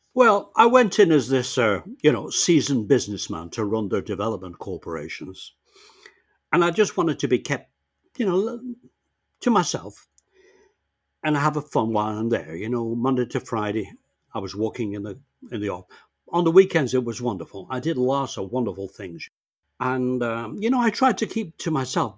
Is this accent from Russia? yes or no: no; England, United Kingdom; moved away as an adult; now in Canada; I came to Canada when I was 19 from England by myself